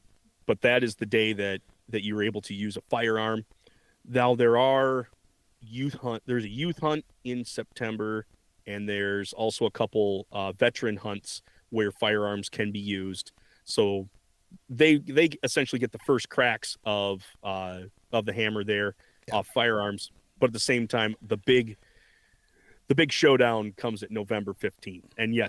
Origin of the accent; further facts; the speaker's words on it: Michigan, United States; And I come from Michigan where deer are a dime a dozen. They are in everybody's backyards.